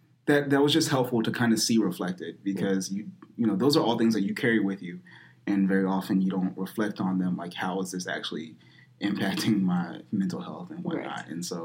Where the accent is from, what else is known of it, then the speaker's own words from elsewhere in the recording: United States; we are fully American